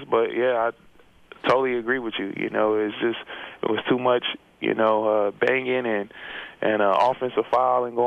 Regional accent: Milwaukee, Wisconsin, United States; moved away as an adult; also born or lived in Bay Area; I'm from Milwaukee, Wisconsin

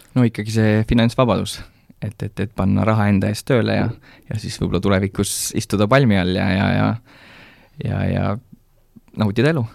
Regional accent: Rakvere, Lääne-Viru County, Estonia; now in Kunda, Estonia; ma ise olen tegelikult äh, Rakverest pärit

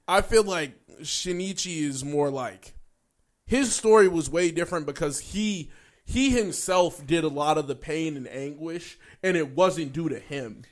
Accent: United States; we're American

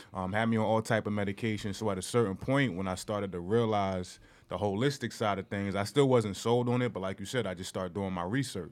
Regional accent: Newark, New Jersey, United States; also born or lived in East Orange, New Jersey; I'm from Newark, New Jersey, East Orange, New Jersey.

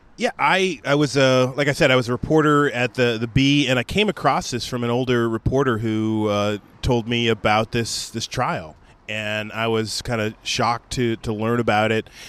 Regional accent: Sacramento, California, United States; moved away as an adult; also born or lived in Sweden / Baton Rouge; I grew up in the Sacramento area

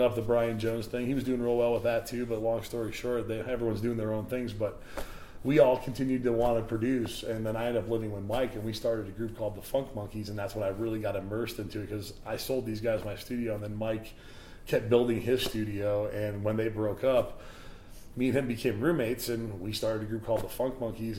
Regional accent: Indiana, United States; moved away; also born or lived in Chicago / Detroit; my hometown in Indiana

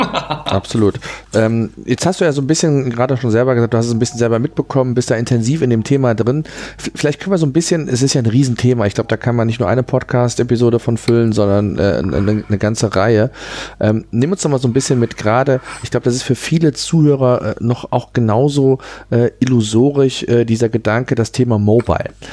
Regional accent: Germany; bei uns in Deutschland

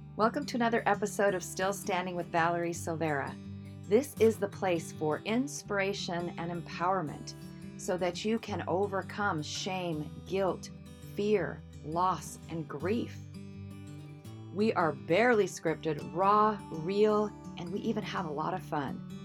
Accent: Seattle, Washington, United States; I'm from the Seattle area

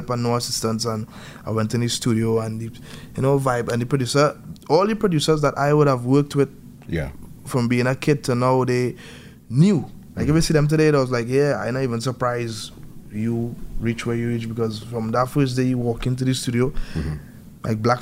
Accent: Trinidad & Tobago; born or raised there

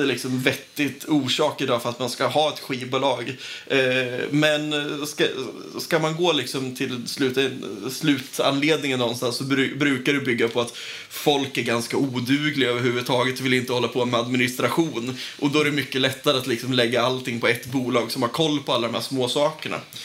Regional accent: Nyköping, Södermanland, Sweden; also born or lived in Umeå; now in Linköping, Sweden; Jag kommer från Nyköping, har bott ett par år i Umeå också

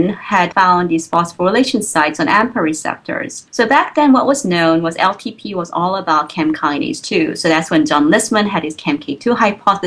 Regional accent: South Korea; moved away as an adult; also born or lived in Providence, United States; now in Baltimore, United States; So I grew up in Korea. So I spent all my, you know, student years in Korea, all the way up to the undergraduate university.

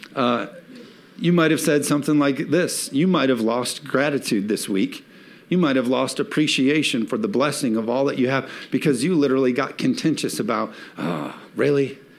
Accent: United States; as Americans

